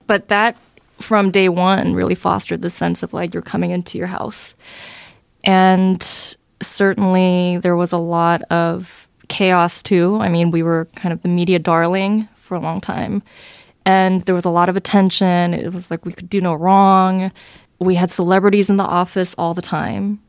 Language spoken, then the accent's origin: English; Southern California, United States; also born or lived in Seoul, South Korea; I came here to California when I was around eight. Uh, and so I grew up in Southern California.